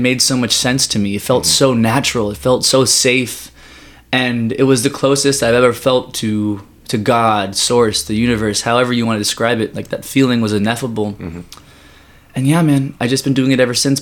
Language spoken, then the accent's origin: English; Los Angeles, California, United States; I was born in Woodland Hills, and I was born and raised here